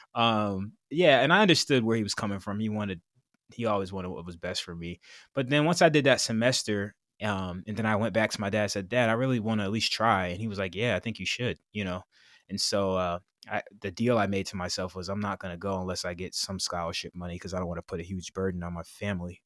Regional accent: Kingston, New York, United States; I'm from Kingston, New York, which is a small city about ninety miles north of Manhattan

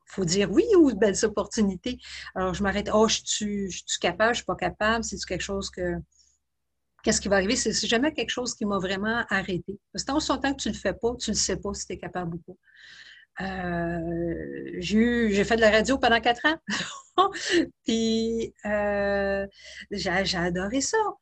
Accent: Laval, Quebec, Canada; moved away as an adult; also born or lived in Halifax / Kingston / Netherlands / British Columbia; je viens, de, la région de Montréal, de, Laval

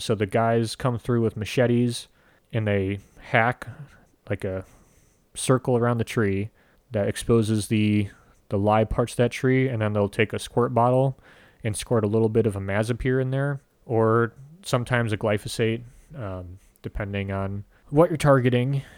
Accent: United States; as Americans, we're so used to getting every food where we want it now

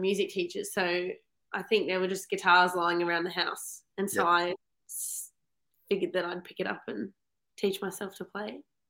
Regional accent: Tasmania, Australia; I'm from Tassie.

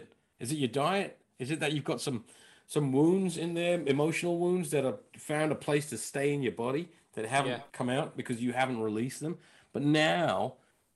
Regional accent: London, United Kingdom; I was from Northwest London.

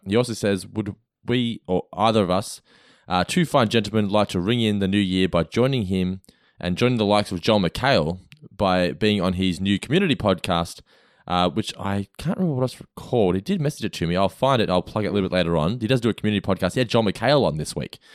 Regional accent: Australia; I grew up in Australia

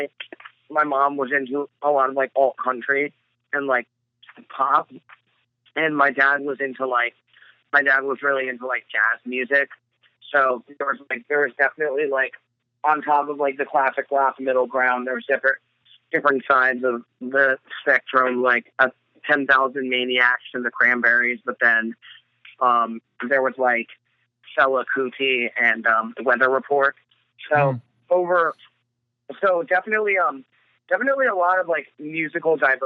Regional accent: Ocean Township, New Jersey, United States; born or raised there; also born or lived in Long Branch, New Jersey

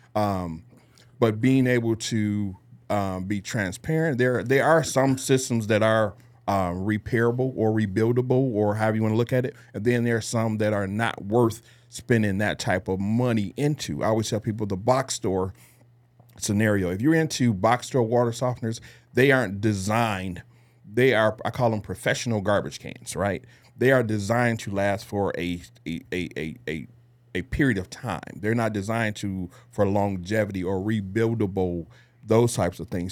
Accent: Detroit, Michigan, United States; born or raised there; moved away as an adult; now in San Antonio, United States

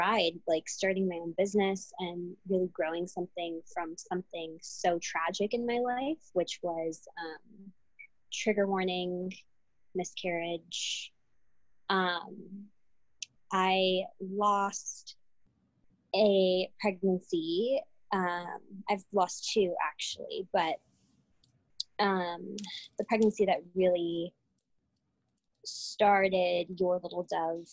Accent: United States; first person in my whole family to be born in this country. And I am, my parents are Cuban exiles, refugees. So I was raised with that refugee mentality, but also had this very like interesting dichotomy of like growing up as an American

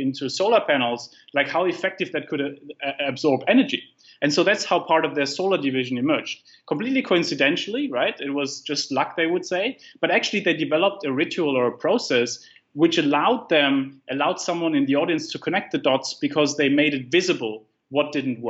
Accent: Germany; moved away; I come from Germany, like I grew up with a very risk averse mindset

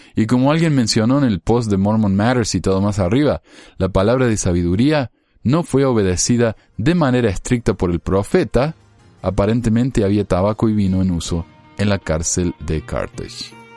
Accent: Argentina; Como argentino

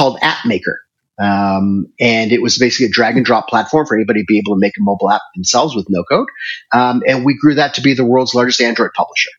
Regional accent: Toronto, Ontario, Canada; moved away as an adult; also born or lived in Singapore / Hong Kong / China; now in Nairobi, Kenya; So I was originally born and raised in Toronto, Canada. I left there in 1995 and moved to Asia

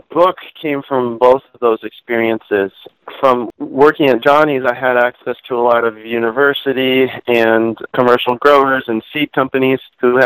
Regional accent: Virginia, United States; moved away as an adult; also born or lived in Montreal, Canada / Pennsylvania; I grew up in Virginia, but my part of my family's from Pennsylvania

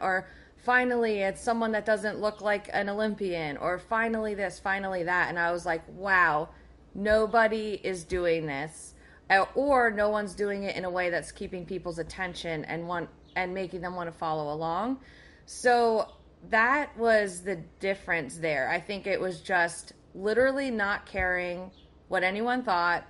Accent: near Allentown, Pennsylvania, United States; Near Allentown.

